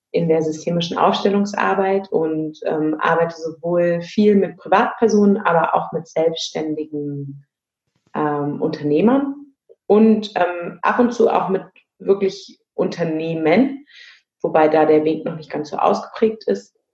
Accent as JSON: {"language": "German", "region": "Berlin", "country": "Germany", "tie": "born or raised there", "lives_now": "Hamburg, Germany", "said": "ich bin in Berlin geboren und habe da auch einen Großteil meines Lebens gelebt, lebe mittlerweile im wunderschönen Hamburg."}